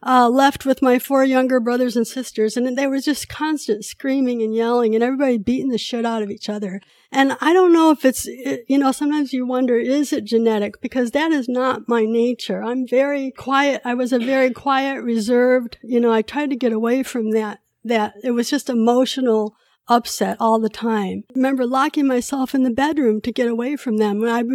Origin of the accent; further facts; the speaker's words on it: California, United States; also born or lived in Korea; So I was born in Korea 1963, and I was adopted when I was 2 years old. In 1965, when I came to the States, my mom was already pregnant with my brother, so she had four kids after me, but I'm the only one who was adopted. I grew up in Northern California.